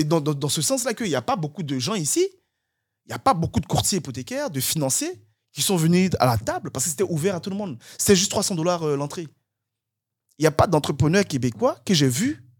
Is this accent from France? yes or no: no; Côte d’Ivoire; moved away as an adult; also born or lived in Guadeloupe; now in Canada; je suis parti de la Côte d'Ivoire. J'avais dix-huit ans à l'époque